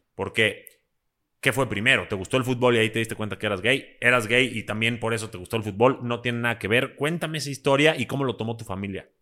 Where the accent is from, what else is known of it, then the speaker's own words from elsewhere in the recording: Mexico; yo soy también eh, mexicano-libanés